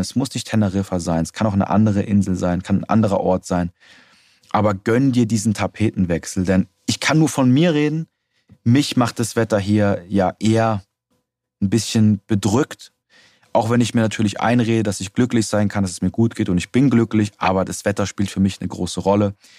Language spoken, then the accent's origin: German; Germany; bei uns in Deutschland